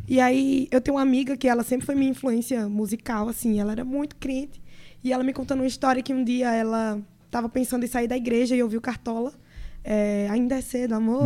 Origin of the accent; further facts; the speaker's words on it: Caruaru, Pernambuco, Brazil; Eu sou de Caruaru, Pernambuco.